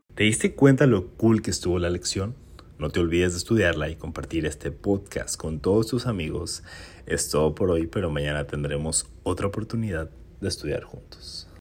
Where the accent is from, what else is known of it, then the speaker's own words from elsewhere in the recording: Chihuahua, Mexico; Durante mi infancia y adolescencia, yo viví y crecí en un hermoso pueblo en Chihuahua